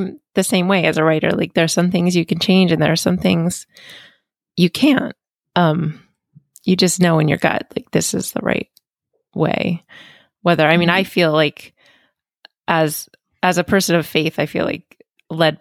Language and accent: English; Northeast United States, United States; also born or lived in California; now in Pennsylvania, United States; I've was born and raised in the East, Northeast United States